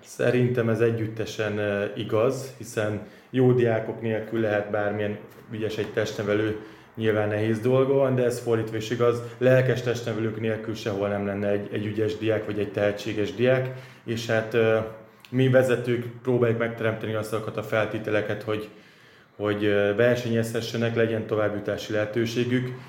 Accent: Hungary; mint magyar, mint minden magyar

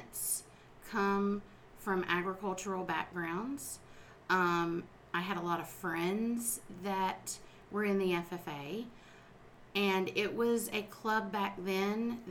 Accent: South Lake County, Florida, United States; I'm a lifelong resident of Florida, and I was born and raised in the South Lake County area.

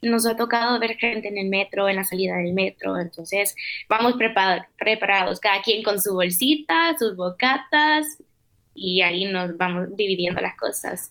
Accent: El Salvador; moved away as an adult; now in Madrid, Spain; soy salvadoreña, como ya lo dijiste. Llevo aquí viviendo desde septiembre

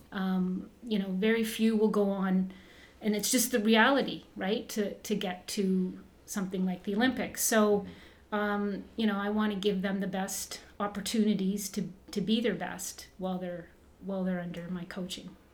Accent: Burlington, Ontario, Canada; also born or lived in Kirkland Lake / Moosonee; when we moved to Southern Ontario. I grew up in Burlington

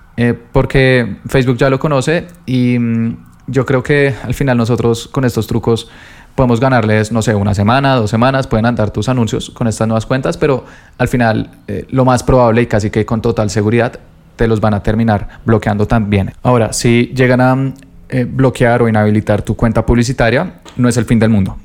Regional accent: Colombia; yo soy de Colombia

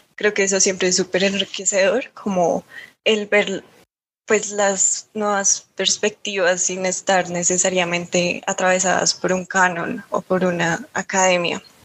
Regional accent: Bogotá, Colombia; siendo rola, formándome en Bogotá como, em, pues sí, como tan capitalina

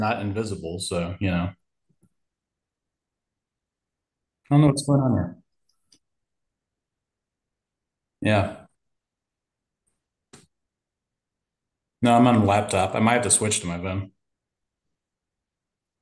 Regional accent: Greenville, North Carolina, United States; now in Charlotte, United States; I'm born in Eastern North Carolina, towards the coast

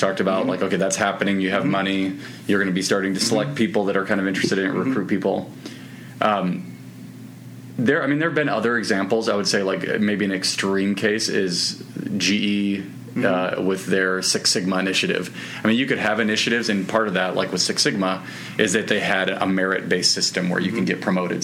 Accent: Midwest, United States; I'm from the Midwest

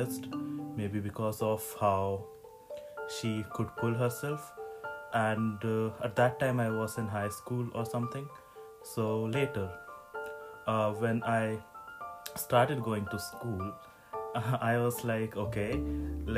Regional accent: India; I grew up in India

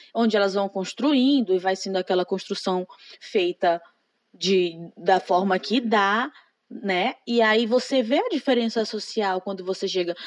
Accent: Imperatriz, Maranhão, Brazil; moved away as an adult; now in Frederico Westphalen, Brazil; Eu sou de Imperatriz, que é uma cidade grande

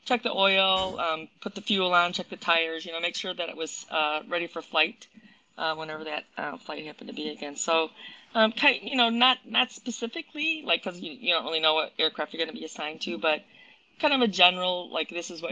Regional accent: Wheaton, Illinois, United States; I grew up in Wheaton

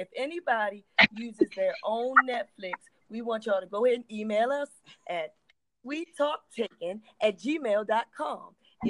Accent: Baltimore, Maryland, United States; I'm from the Heights, so Park Heights people, please don't take no offense.

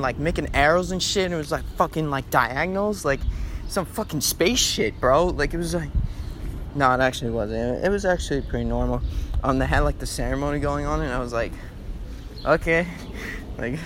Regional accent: Hicksville, New York, United States; my hometown, Hicksville, New York

